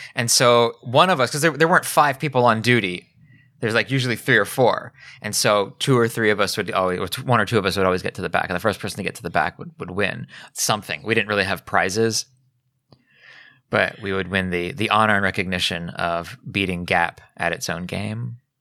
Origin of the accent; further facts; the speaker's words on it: Pennsylvania, United States; growing up in Pennsylvania, I was fairly close to Long Island